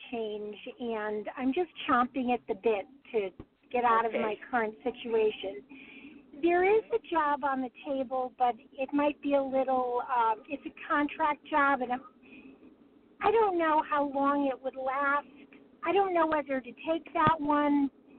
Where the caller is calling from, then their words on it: California, United States; From California.